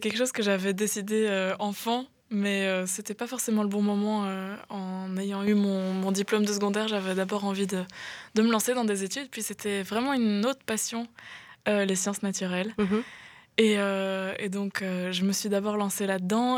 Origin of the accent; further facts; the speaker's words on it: near Grez-Doiceau, Walloon Brabant, Wallonia, Belgium; now in Brussels, Belgium; Quand j'étais petite, euh, j'étais près de Aigezé